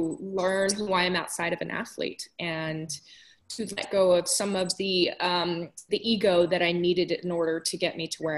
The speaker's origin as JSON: {"language": "English", "region": "Southern California", "country": "United States", "tie": "born or raised there", "also_born_or_lived": "Washington / Japan", "said": "I grew up in Southern California"}